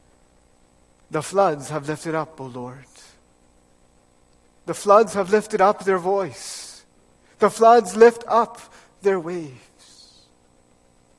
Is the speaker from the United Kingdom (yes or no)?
no; Fraser Valley, British Columbia, Canada; moved away; I grew up in the Fraser Valley in BC